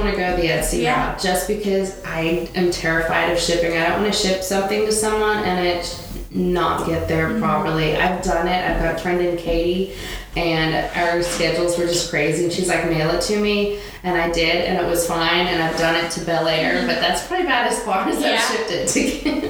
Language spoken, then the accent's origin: English; Australia; also born or lived in Malaysia; No, I'm actually from Australia.